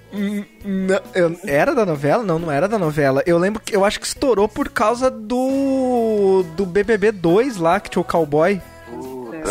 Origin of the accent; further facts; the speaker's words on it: Santos, São Paulo, Brazil; moved away; Eu tô cogitando voltar pra minha cidade natal, mas minha cidade natal é Santos